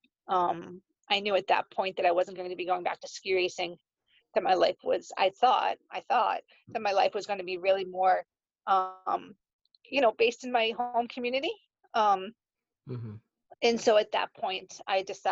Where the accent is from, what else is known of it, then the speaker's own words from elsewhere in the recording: Danvers, Massachusetts, United States; also born or lived in Ireland; I'm from Danvers, Massachusetts, and I spend about half my time in Ireland.